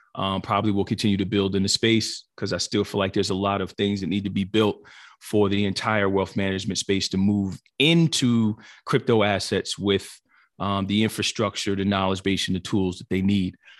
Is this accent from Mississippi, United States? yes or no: no; New Jersey, United States; born and raised in New Jersey